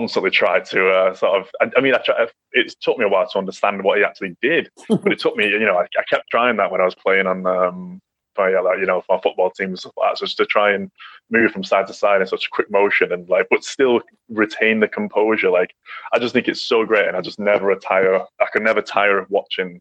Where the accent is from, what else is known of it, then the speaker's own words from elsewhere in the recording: England, United Kingdom; I grew up in England